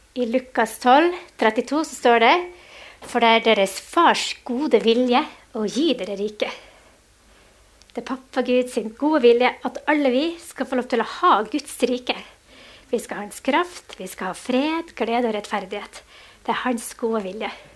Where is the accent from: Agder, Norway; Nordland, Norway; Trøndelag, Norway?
Nordland, Norway; Mo i Rana; vi er begge fra Mo i Rana